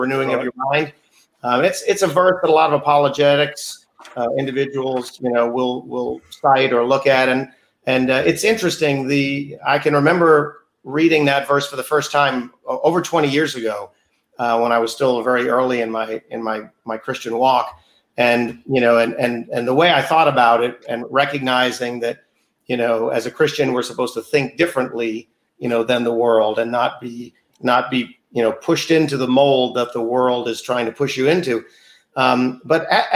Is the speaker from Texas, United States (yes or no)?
no; New York, United States; born and raised in New York